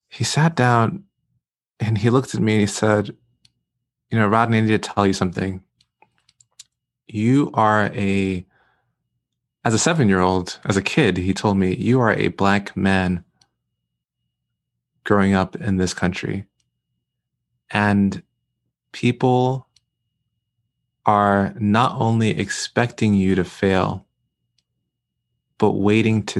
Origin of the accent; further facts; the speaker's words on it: New York City, New York, United States; I, I grew up in Brooklyn, New York, grew up in East Flatbush pre gentrification.